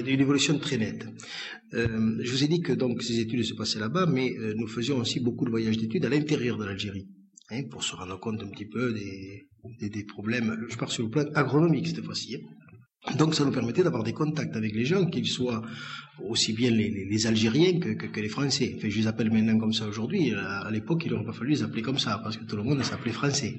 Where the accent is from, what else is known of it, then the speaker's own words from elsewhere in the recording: Lannemezan, Occitania, France; je suis né à Lannemezan. Je suis né à Lannemezan, vous voyez, Bigourdin, hein, en 1936